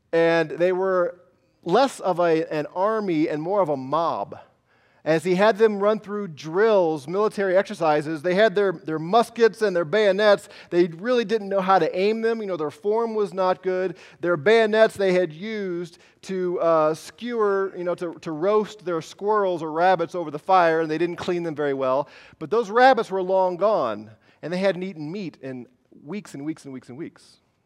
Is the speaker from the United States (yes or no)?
yes; United States; I'm American